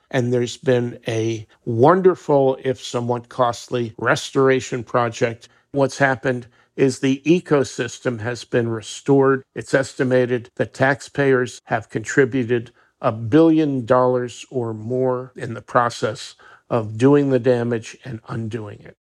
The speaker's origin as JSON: {"language": "English", "region": "New Jersey", "country": "United States", "said": "we're both from Jersey"}